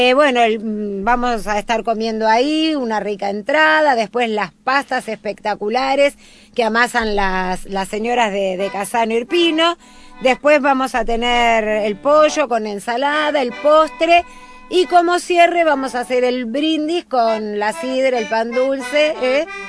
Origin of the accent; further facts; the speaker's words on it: Argentina; Yo soy hija de casanese, yo nací en la Argentina